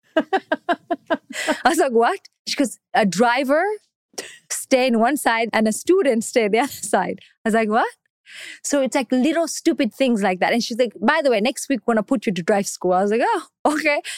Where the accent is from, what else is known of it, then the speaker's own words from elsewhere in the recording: Canada; English is a second language; also born or lived in Kenya / Tanzania / Somalia; now in New York, United States; I grew up in Canada. I went to school there